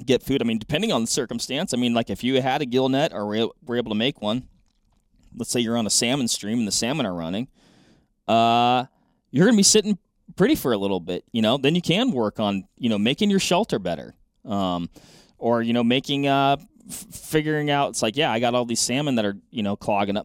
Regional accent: West Coast, United States; I grew up in the West Coast

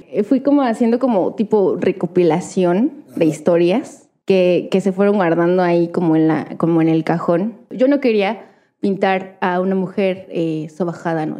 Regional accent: Actopan, Hidalgo, Mexico; yo soy de, de Hidalgo, ¿no? Y, es de Actopan, Hidalgo

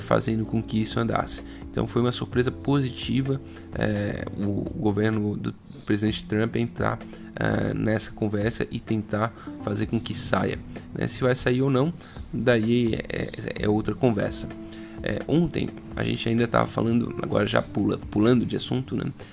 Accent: Brazil; porque a gente é brasileiro

